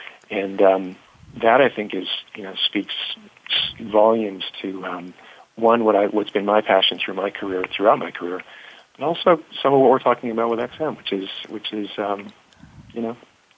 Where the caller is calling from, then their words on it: New York City, New York, United States; I'm actually talking from Hudson Yards in New York City. That's where our offices mm-hmm. are.